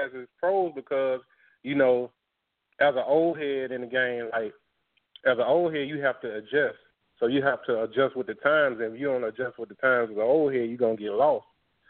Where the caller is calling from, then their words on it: Atlanta, Georgia, United States; I'm calling from Atlanta.